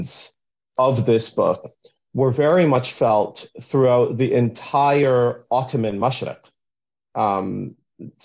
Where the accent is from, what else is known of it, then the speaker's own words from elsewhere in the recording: Canada; also born or lived in Vancouver; I'm Canadian as well